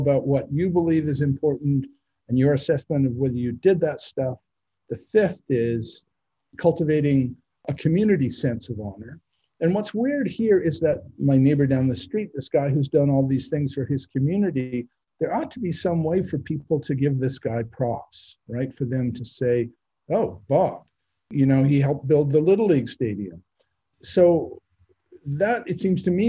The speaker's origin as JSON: {"language": "English", "country": "Canada", "tie": "born or raised there", "moved": "yes", "lives_now": "United States", "said": "growing up in Canada"}